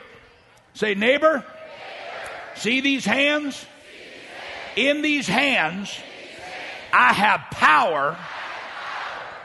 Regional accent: St. Louis, Missouri, United States; now in Dallas, United States; I grew up in South St. Louis

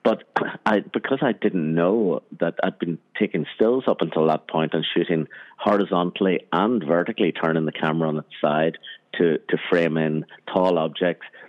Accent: Armagh, Northern Ireland, United Kingdom; where I grew up in Northern Ireland, in Armagh, Northern Ireland

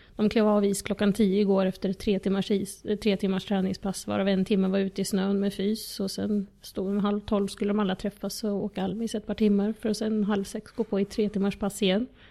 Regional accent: Eskilstuna, Södermanland, Sweden; moved away as an adult; also born or lived in Moscow, Russia / Southern France; now in Djursholm, Sweden; Född och uppvuxen i Eskilstuna, absolut inte i Djursholm

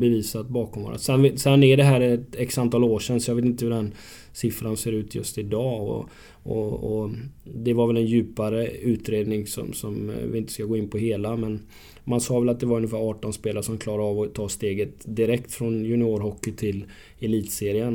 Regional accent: Gothenburg, Västra Götaland, Sweden; now in Örebro, Sweden; jag som är göteborgare

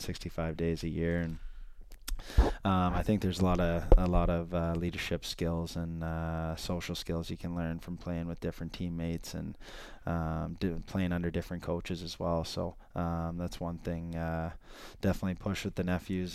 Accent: Ontario, Canada; I'm from Ontario

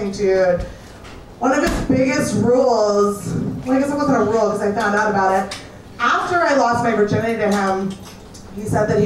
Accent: New York City, New York, United States; I grew up in New York City. I personally peaked in seventh grade.

